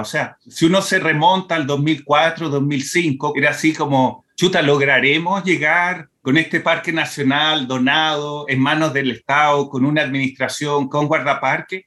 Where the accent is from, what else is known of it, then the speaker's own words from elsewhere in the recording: Brazil; moved away; also born or lived in Chile; crecí en Brasil